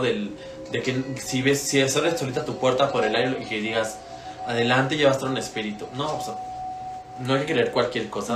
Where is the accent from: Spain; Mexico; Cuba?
Mexico; nosotros como mexicanos